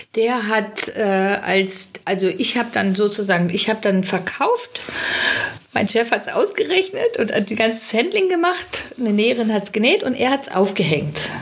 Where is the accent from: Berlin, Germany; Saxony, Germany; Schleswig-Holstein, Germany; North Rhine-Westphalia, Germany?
North Rhine-Westphalia, Germany; Witten; moved away; Wir kommen ja aus dem Ruhrgebiet alle. Äh, witten da sind wir her